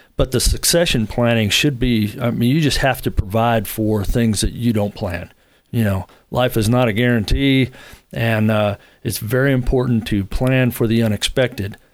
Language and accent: English; Long Beach, California, United States; moved away as an adult; now in Huntsville, United States; originally from Southern California, from Long Beach, and, uh, didn't leave there till I was about thirty